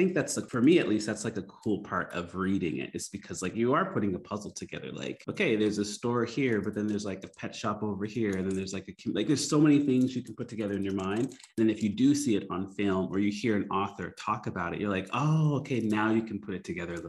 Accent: Canada; moved away as an adult; now in Philippines; both me and my wife like, and we're from Canada

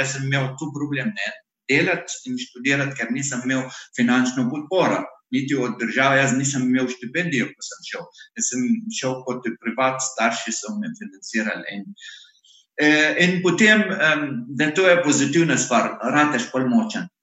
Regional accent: Iraq; Slovenian is a second language; moved away as an adult; now in Slovenia; jaz sem iz Iraka

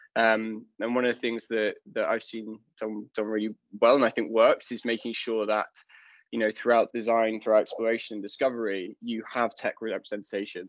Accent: London, United Kingdom; now in Stockholm, Sweden; I'm originally from London, uh, but I, I now live in Stockholm

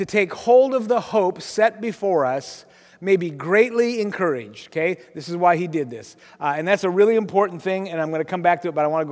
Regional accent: Aberdeen, Washington, United States; also born or lived in Kansas City; I grew up in Grace Harbor

